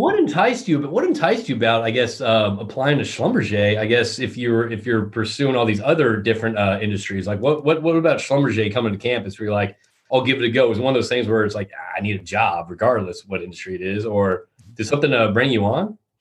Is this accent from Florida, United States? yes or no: no; Connecticut, United States; now in Houston, United States; I grew up in Connecticut